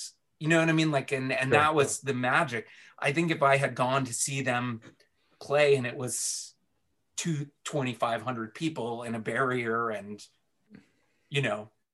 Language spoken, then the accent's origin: English; Washington, District of Columbia, United States; also born or lived in Baltimore, Maryland; growing up in DC where like, you know, emo was born